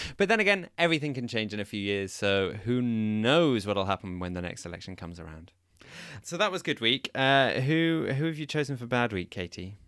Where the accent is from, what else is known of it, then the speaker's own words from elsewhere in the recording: England, United Kingdom; now in Netherlands; I'm from England